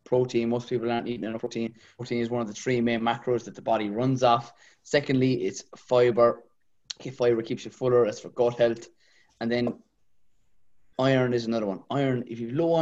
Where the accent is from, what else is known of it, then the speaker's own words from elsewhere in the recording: Kilmeaden, Munster, Ireland; I'm from Kilmeaden originally, not too far from the cheese factory. Yeah, about 15 minutes from the city there.